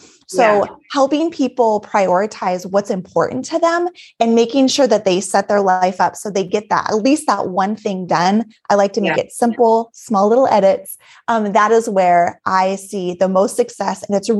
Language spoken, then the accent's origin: English; Alaska, United States; also born or lived in Colorado / Texas; now in Minnesota, United States; so originally I'm from Alaska, born and raised in a small town in Alaska, and left, went to Colorado, came back to Alaska, Texas, now in Minnesota